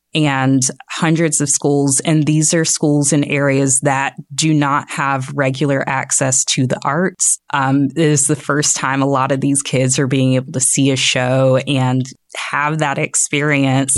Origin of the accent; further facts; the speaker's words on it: Jacksonville, Florida, United States; moved away as an adult; also born or lived in Orlando, Florida; now in Northwest Arkansas, United States; I am from Jacksonville